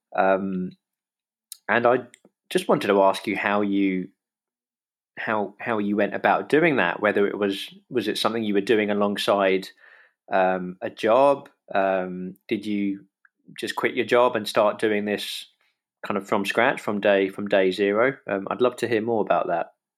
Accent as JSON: {"language": "English", "region": "London", "country": "United Kingdom", "tie": "born or raised there", "said": "I have got a simpler upbringing, I guess, in that I've always been in London"}